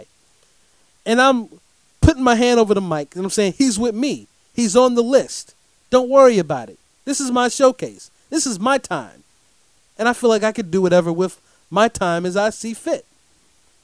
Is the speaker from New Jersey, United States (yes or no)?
no; Durham, North Carolina, United States; I get to come back home to my city, Durham, North Carolina